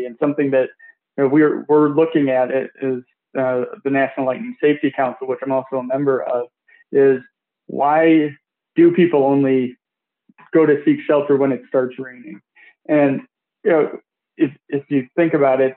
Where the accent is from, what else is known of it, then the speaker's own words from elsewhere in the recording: Detroit, Michigan, United States; my hometown Tigers